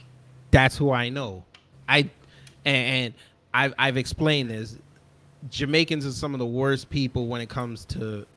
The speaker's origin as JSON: {"language": "English", "region": "New York", "country": "United States", "moved": "yes", "lives_now": "Georgia, United States", "said": "I'm from New York. I moved to Georgia."}